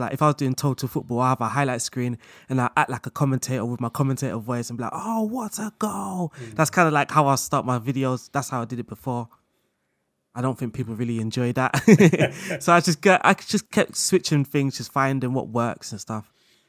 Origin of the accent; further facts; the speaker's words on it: London, United Kingdom; accent: London; I think obviously people kind of could tell from my background, through my voice and my accent. I had a more of a London accent then.